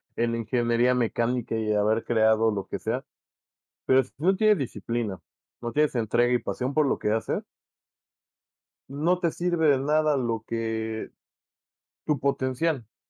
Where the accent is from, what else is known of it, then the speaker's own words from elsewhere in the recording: Mexico; nos sintamos más cómodos como mexicanos